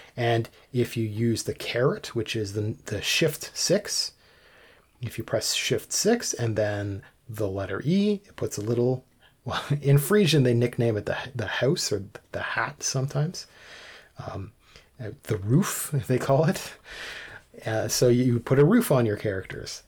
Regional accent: Canada; I'm Canadian, and we've got some French in some places

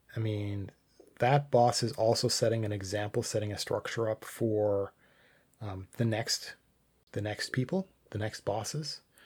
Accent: Canada; I'm Canadian

